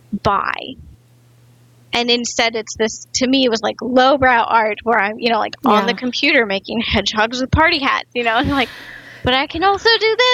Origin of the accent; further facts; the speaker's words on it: Midwest, United States; Growing up in the Midwest, craft was definitely different than what it is now.